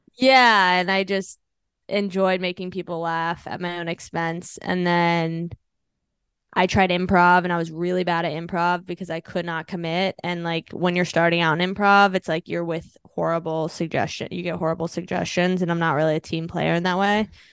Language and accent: English; Virginia, United States; moved away as an adult; also born or lived in Los Angeles, California / Washington, D.C.; now in New York, United States; I'm originally from D C, like, well, Virginia, I guess